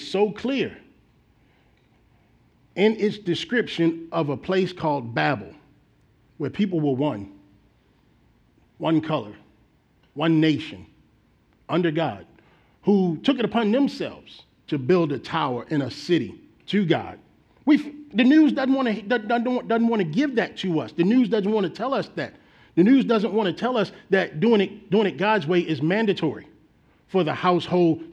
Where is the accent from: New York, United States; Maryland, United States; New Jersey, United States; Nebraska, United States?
Maryland, United States; Baltimore; moved away; back in my home state of Baltimore, Maryland